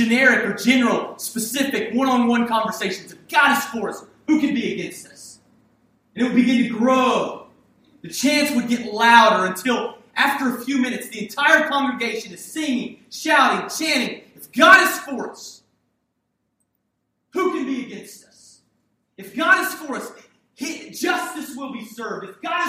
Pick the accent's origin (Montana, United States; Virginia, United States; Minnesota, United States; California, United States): Virginia, United States; Hampton; it was a multicultural city that I grew up in Hampton, Virginia